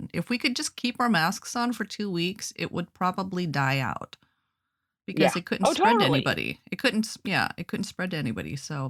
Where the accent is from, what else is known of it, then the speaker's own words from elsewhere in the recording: Anchorage, Alaska, United States; I'm from Alaska.